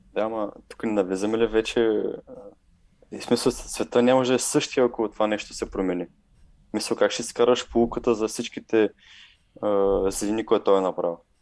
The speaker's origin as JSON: {"language": "Bulgarian", "country": "Bulgaria", "said": "ние като българи"}